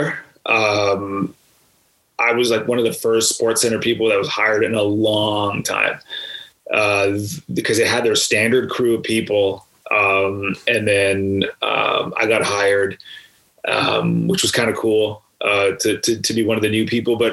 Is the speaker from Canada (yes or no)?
yes; Canada; As a Canadian growing up and watching Hockey Night in Canada